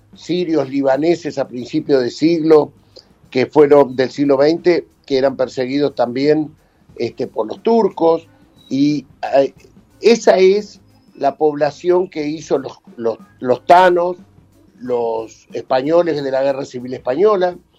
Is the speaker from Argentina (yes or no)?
yes; Argentina; Nosotros recibimos y arman nuestra argentinidad